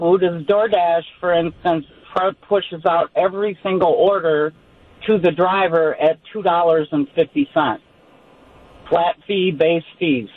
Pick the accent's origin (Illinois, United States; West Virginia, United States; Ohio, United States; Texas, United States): Illinois, United States; born or raised there